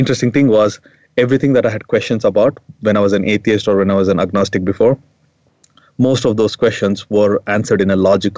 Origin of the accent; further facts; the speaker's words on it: India; when I was growing up in India, I was raised as a Hindu